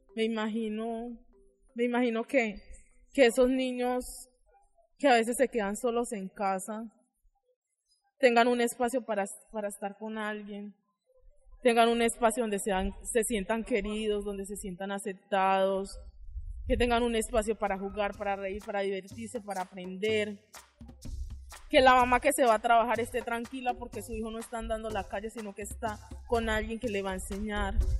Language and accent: Spanish; Chigorodó, Antioquia, Colombia; soy del municipio de Chigorodó